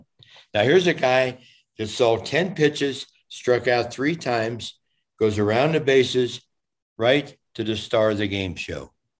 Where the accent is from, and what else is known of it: Cincinnati, Ohio, United States; born or raised there; moved away as an adult; now in Fort Lauderdale, United States